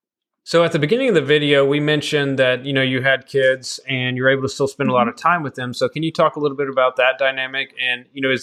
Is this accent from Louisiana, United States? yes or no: no; Decatur, Alabama, United States; I'm actually an hour from or north of Birmingham. So yeah, I grew up in Alabama.